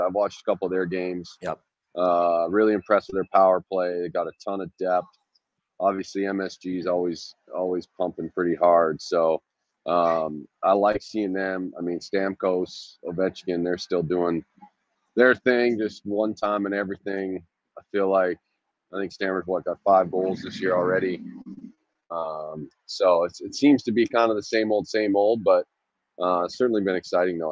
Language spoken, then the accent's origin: English; Western Canada, Canada; moved away as an adult; also born or lived in Maine / Italy / Scotland; I grew up in Western Canada, so like any Canadian, grew up playing hockey